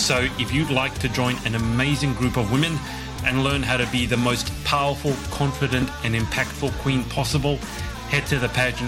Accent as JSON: {"language": "English", "country": "Australia", "said": "Come in really handy also being an Australian, I gotta say."}